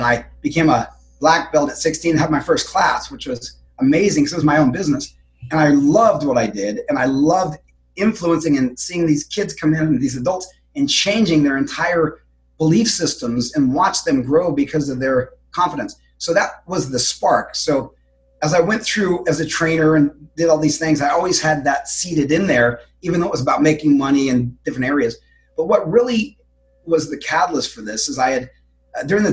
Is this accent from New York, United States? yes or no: no; Denver, Colorado, United States; moved away as an adult; now in Florida, United States; Denver, Colorado.